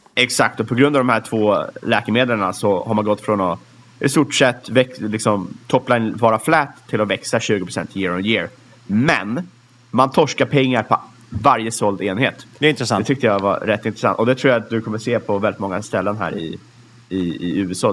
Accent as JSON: {"language": "Swedish", "country": "Sweden", "said": "som svensk"}